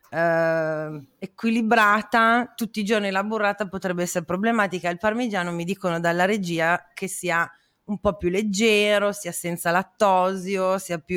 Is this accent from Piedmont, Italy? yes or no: no; Parma, Emilia-Romagna, Italy; born there; io proprio sono nata a Parma, quindi mio padre è pugliese